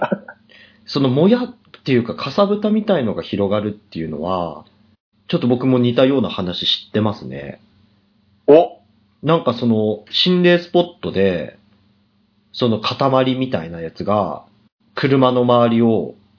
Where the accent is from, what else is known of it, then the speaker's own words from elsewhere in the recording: Hokkaido, Japan; moved away; うち、地元。北海道のほんとトップクラスに雪がすごくて。